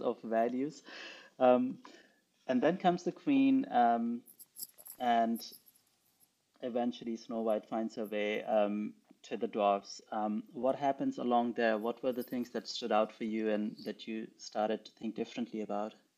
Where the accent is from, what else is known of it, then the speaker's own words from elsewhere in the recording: Pakistan; moved away; I grew up in Pakistan. I did not grow up with these fairy tales.